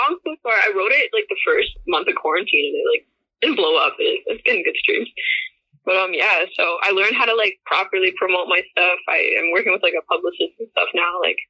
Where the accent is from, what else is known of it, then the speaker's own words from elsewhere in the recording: Ontario, Canada; also born or lived in Kitchener, Ontario; No, I'm in Kitchener, Ontario. It's like an hour from Toronto.